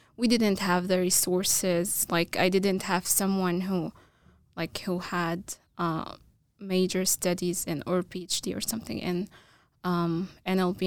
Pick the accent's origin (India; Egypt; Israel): Egypt; first language Arabic; English is a second language; moved away as an adult; now in Boise, United States; I'm, I'm, uh, originally from Egypt